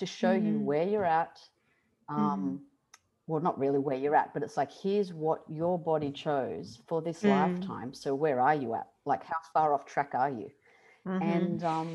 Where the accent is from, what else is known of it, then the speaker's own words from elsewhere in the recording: Sydney, New South Wales, Australia; I was born in Sydney, Australia, to Italian parents